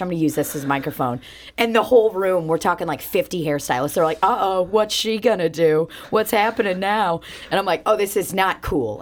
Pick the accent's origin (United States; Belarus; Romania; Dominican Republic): Belarus; moved away; I was born in Belarus and, uh, I ha, I grew up with Russian parents